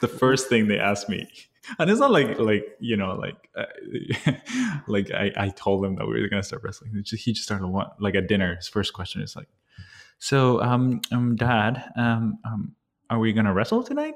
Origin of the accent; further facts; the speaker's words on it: Bolivia; I was born and raised in Bolivia